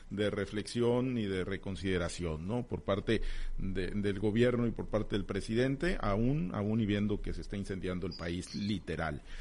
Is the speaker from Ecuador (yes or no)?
no; Mexico; no puede ser eh, que ahí descansen las esperanzas de, de nosotros como mexicanos